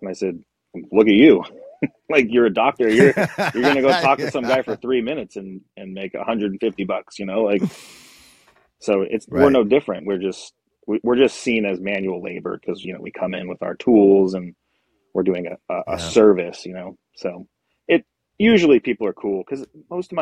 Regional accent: Pennsylvania, United States; now in Arizona, United States; I grew up in Pennsylvania

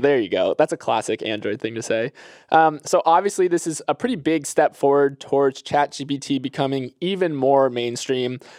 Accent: Florida, United States; I'm from Florida

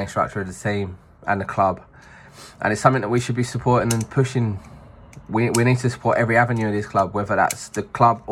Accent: London, United Kingdom; now in Newcastle, United Kingdom; I live in Newcastle now, but originally I'm from London.

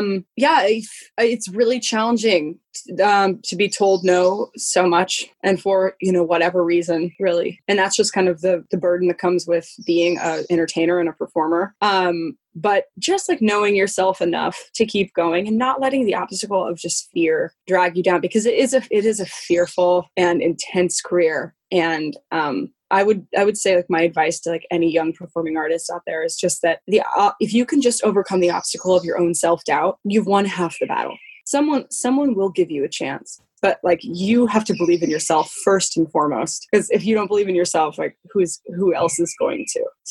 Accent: Colorado, United States; moved away; I'm originally from Colorado

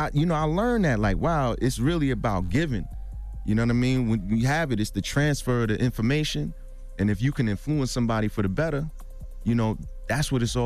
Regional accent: Brooklyn, New York, United States; we didn't get along initially because I'm from Brooklyn. He's from Manhattan.

